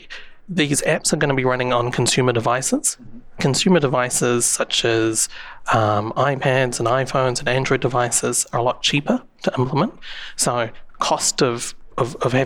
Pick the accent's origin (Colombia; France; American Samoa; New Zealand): New Zealand; I don't know if you can tell from my accent, but I'm from New Zealand